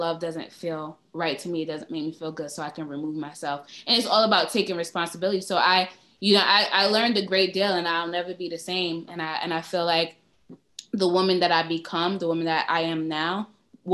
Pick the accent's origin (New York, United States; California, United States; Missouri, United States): New York, United States; New York City; I'm from Brooklyn